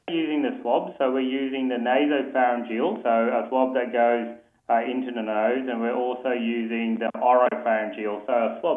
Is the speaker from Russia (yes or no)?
no; Mount Isa, Queensland, Australia; I'm a Christian and a Kalkadoon one year young leader boy born and bred in Mount Isa.